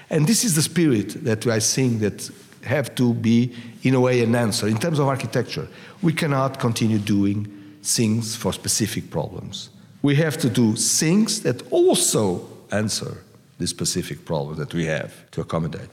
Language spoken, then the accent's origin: English; Lisbon, Portugal; now I'm from Lisbon